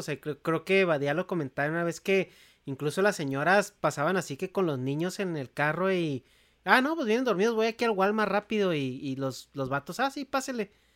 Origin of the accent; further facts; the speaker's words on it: Chihuahua, Mexico; Negas y yo pues crecimos en Chihuahua capital